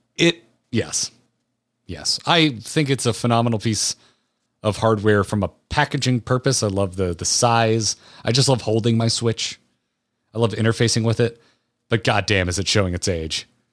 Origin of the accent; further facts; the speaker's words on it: Florida, United States; I am old enough to have been a child when Tropicana Field opened in Tampa growing up in Florida